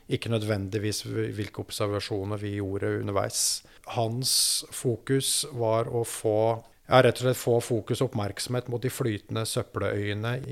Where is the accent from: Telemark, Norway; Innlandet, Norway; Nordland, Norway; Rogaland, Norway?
Innlandet, Norway; Lillehammer; jeg vokste opp i Lillehammer, er en innenlandsgutt og har levd et ganske sånn vil, vil si et ganske normalt, normal oppvekst